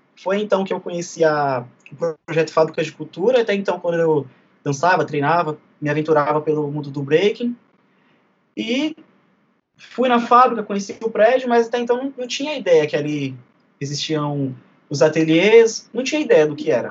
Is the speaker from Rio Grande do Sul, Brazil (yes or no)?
no; São Paulo, Brazil; sou do bairro de Guaianazes